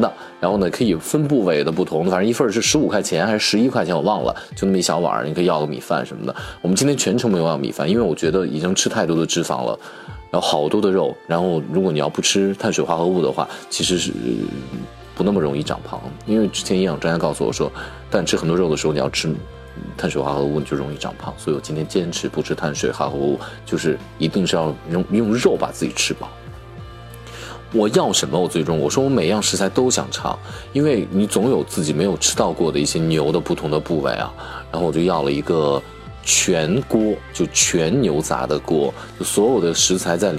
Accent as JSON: {"language": "Chinese", "region": "Shaanxi", "country": "China", "also_born_or_lived": "Chengdu", "moved": "yes", "said": "我们陕西人"}